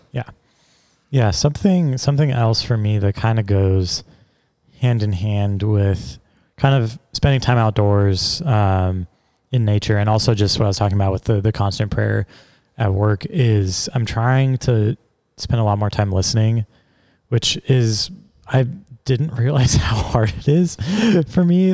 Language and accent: English; Seattle, Washington, United States; my hometown, like Seattle's where I'm from